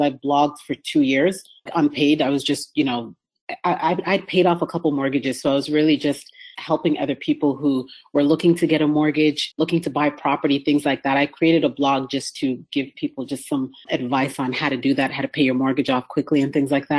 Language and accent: English; Canada; moved away as an adult; now in United States; I'm from Canada.